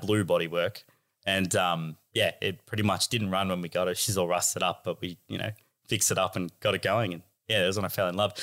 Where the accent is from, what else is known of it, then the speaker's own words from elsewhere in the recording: Australia; as a Aussie kid